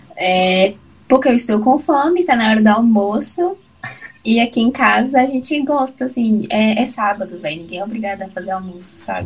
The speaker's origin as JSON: {"language": "Portuguese", "town": "Brasília", "region": "Federal District", "country": "Brazil", "tie": "born or raised there", "said": "eu nasci em Brasília, mas a minha família é baiana"}